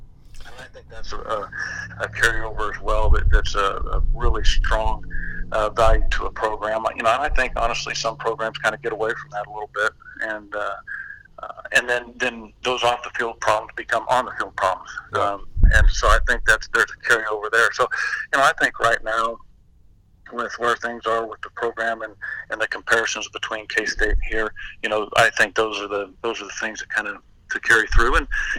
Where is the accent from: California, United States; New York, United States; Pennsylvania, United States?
California, United States; Anaheim; born there; I was born out here in Anaheim when he was a high school coach. We lived over in Mission Viejo